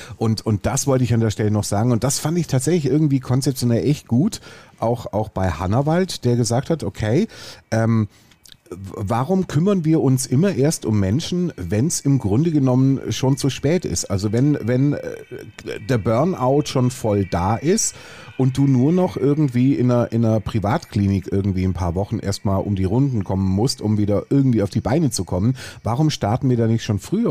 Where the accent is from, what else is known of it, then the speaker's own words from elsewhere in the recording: Swabia, Germany; Ich bin Schwabe.